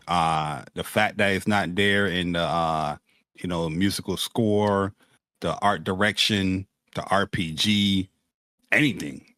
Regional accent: New York, United States; me and Persona, we, we're, we're New Yorker dudes

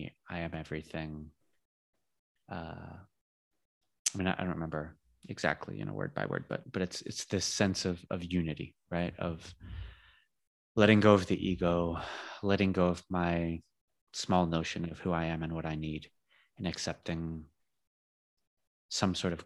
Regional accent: California, United States; now in Spain; I grew up in California.

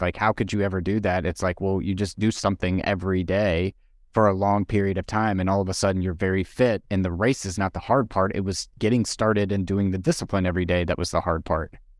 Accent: East Coast, United States; moved away; I'm originally from the East Coast

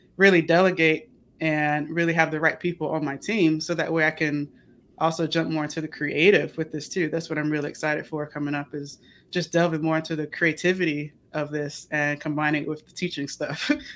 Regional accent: Chesapeake, Virginia, United States; moved away; I'm from Chesapeake, Virginia

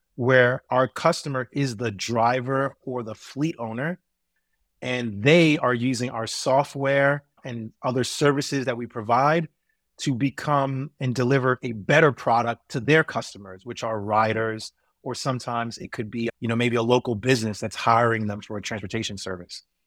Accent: New York City, New York, United States; growing up in New York City, where I lived in transit deserts, particularly in Brooklyn and in Queens

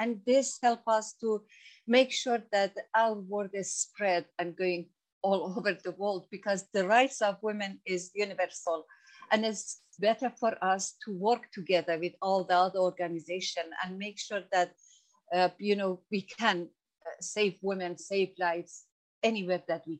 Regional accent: Iran; English is a second language; now in United Kingdom; Women like myself, I came from Iran and I had no any rights there.

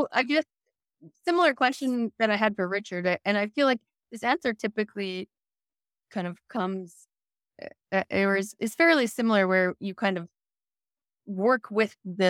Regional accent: South Africa; We're straight South African.

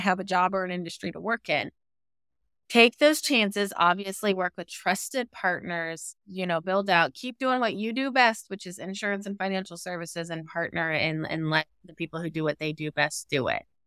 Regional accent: rural Southwest Missouri, United States; I'm from Missouri, I grew up on a farm in rural Southwest Missouri

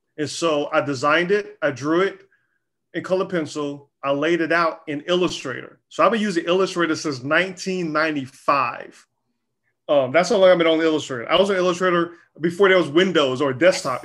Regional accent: Charlotte, North Carolina, United States; I grew up in North Carolina, Charlotte, North Carolina

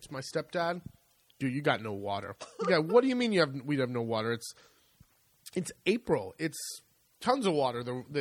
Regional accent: United States; moved away as an adult; now in Italy; being American

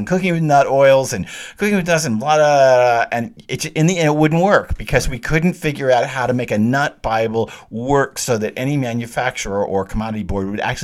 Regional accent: the South, United States; I'm the Southerner

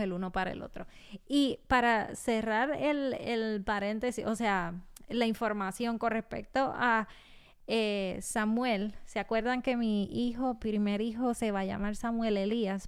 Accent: Puerto Rico; nacida y criada en Puerto Rico

